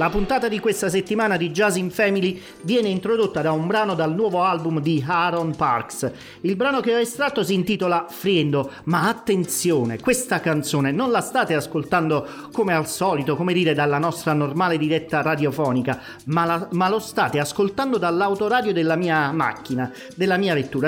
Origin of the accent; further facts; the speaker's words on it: Campania, Italy; da buon campano eh, ed essendo legato poi a certe vecchie tradizioni